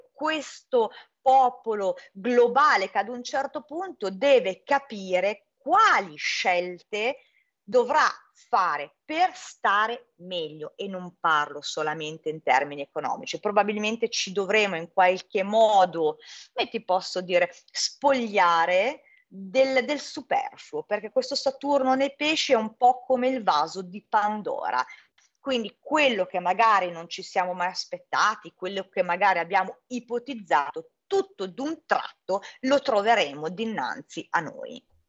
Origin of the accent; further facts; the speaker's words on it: Milan, Lombardy, Italy; da milanese, che comunque è stata um, a Roma, è stata a Napoli, è stata in Calabria